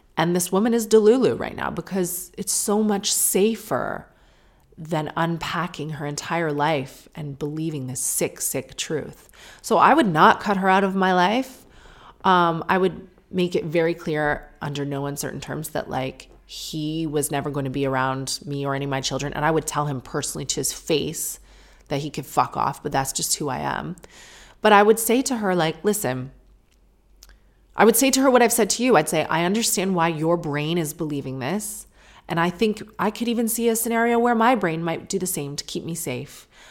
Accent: St. Catharines, Ontario, Canada; right near where we grew up in Saint Catharines, Ontario

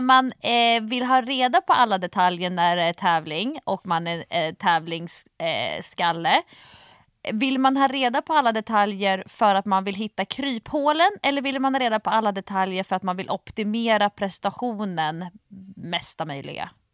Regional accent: Nacka, Stockholm County, Sweden; i Nacka där jag är uppvuxen

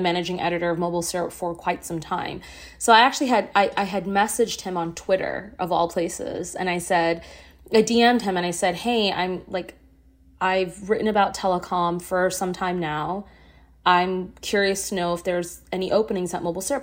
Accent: Singapore; also born or lived in Ottawa, Canada; now in Canada; I didn't grow up in Canada. I grew up in Singapore.

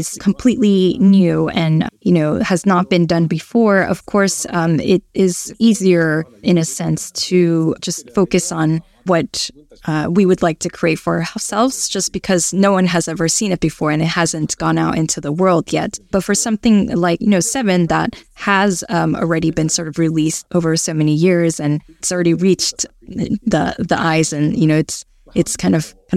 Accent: Fussa, Tokyo, Japan; I'm from Futsa City, which is a city north of Tokyo

